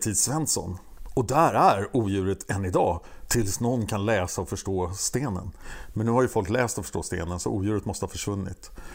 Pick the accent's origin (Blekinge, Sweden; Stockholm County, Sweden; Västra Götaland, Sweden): Stockholm County, Sweden; Stockholm; jag är från Stockholm